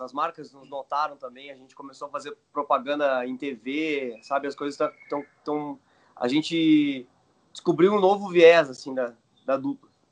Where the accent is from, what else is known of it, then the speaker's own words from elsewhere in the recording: Rio Grande do Sul, Brazil; Somos do Rio Grande do Sul, estamos longe de casa aqui